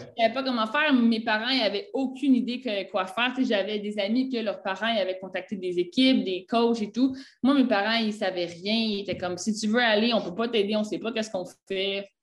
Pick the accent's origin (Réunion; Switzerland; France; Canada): Canada; Quebec; moved away as an adult; now in Naples, Italy; je viens du Canada, ben, à Québec, euh, au Québec